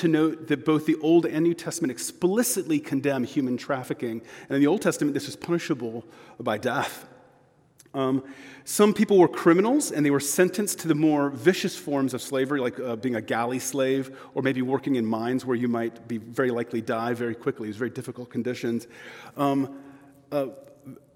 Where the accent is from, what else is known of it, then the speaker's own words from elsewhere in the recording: Texas, United States; I am from Texas